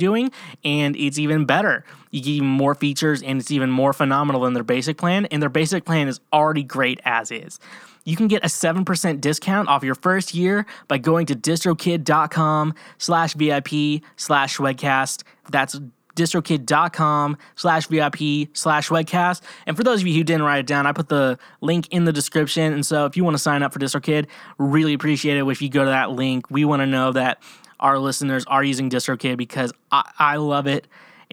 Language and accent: English; Kansas, United States; now in Nashville, United States; I'm from Kansas